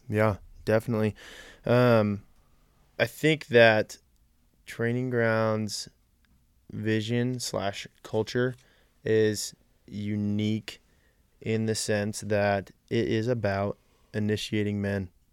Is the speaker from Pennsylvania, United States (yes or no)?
no; Colorado Springs, Colorado, United States; also born or lived in Central California; I was born and raised in Colorado Springs, and I've lived here for pretty much my whole life.